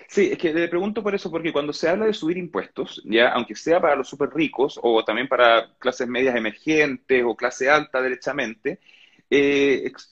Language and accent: Spanish; Chile; ¿Qué, recibo yo como ciudadano chileno que impone?